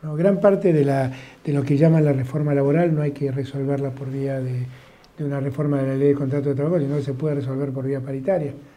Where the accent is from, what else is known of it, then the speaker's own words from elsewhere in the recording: Buenos Aires, Argentina; soy muy porteño y quiero mi ciudad